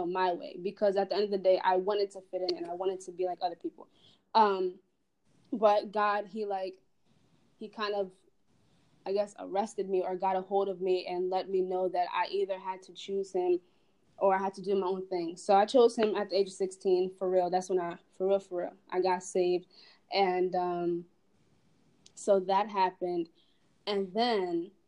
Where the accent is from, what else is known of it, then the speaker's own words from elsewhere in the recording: Delaware, United States; I am from Delaware